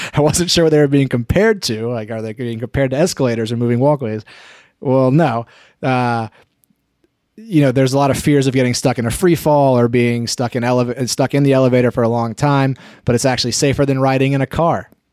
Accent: near Asheville, North Carolina, United States; between my hometown and Asheville, North Carolina

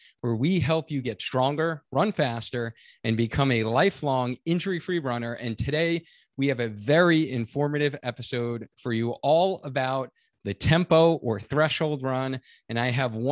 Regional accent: Long Island, New York, United States; we grew up in Long Island, New York

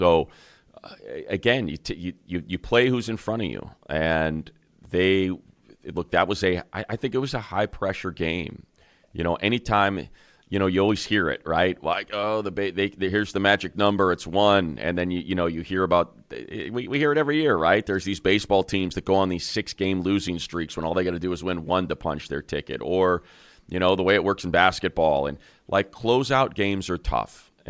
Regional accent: Indiana, United States; I'm from Northwest Indiana, so the schedule makers did me some sweet favors for the Christmas season.

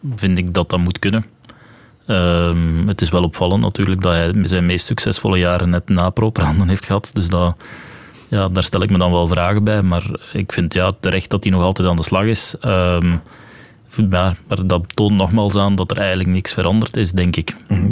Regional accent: Belgium; als Belg dan in Frankrijk het examen hebt afgelegd

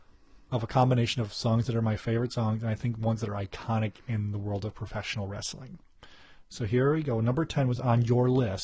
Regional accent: Columbus, Ohio, United States; now in Chicago, United States; I was from Columbus, Ohio, and we live in Chicago.

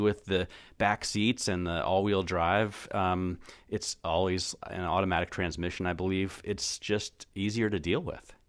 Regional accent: United States; I'm American

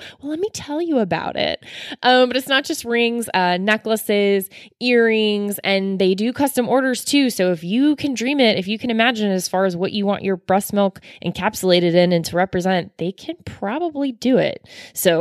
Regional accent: Florida, United States; I'm from Florida as well

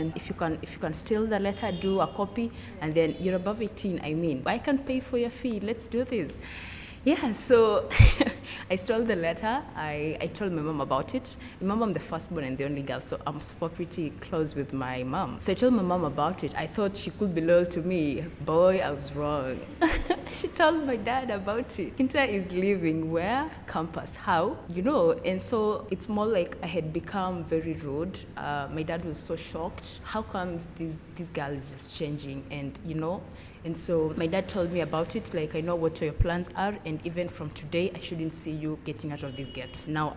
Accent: Lugulu, Western Kenya, Kenya; I'm from Kenya, from western part of Kenya. in Lugulu

